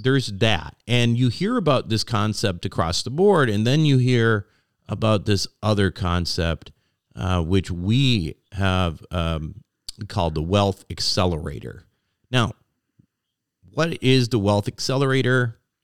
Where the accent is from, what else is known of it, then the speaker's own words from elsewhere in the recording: Minnesota, United States; moved away; I lived in Minnesota. I grew up in Minnesota. But I haven't lived in Minnesota uh, for probably at least 30 years.